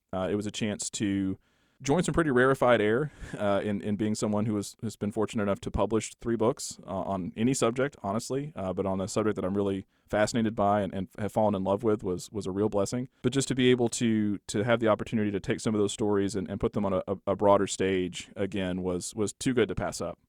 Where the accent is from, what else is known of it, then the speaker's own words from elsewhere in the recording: Borger, Texas, United States; I grew up in Borger, Texas, which is up in the, the Panhandle north of Amarillo